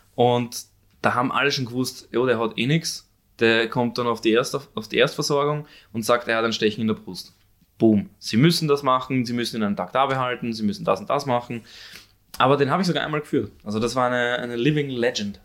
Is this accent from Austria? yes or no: yes; Korneuburg, Lower Austria, Austria; also born or lived in Vienna / Stockerau; ich bin zwar Wiener, geboren in Wien, aber aufgewachsen in Niederösterreich.